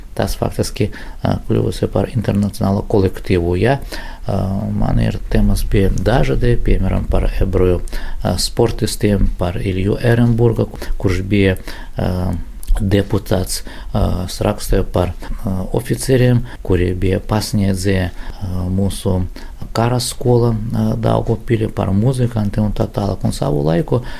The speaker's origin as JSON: {"language": "Latvian", "region": "Latgale", "country": "Latvia", "tie": "born or raised there", "said": "Latvija tas ir mana, mana dzimtene, tevzeme"}